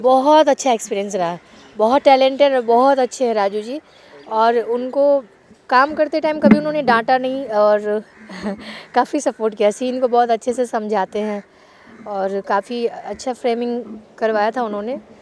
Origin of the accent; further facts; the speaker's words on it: Sitamarhi, Bihar, India; मैं प्रॉपर बिहार से हूँ बिहार में सीतामढ़ी से